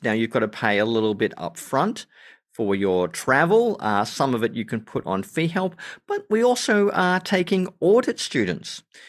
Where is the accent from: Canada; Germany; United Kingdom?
Germany; born there; I was born in West Germany, which, uh-huh, of course, is now just part of Germany.